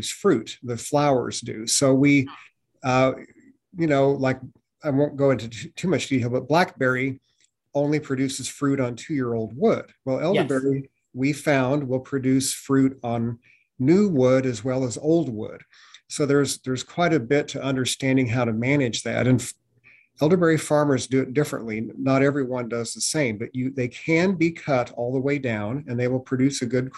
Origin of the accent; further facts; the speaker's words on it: Missouri, United States; I grew up in Missouri and spent time on my grandparents' rural farm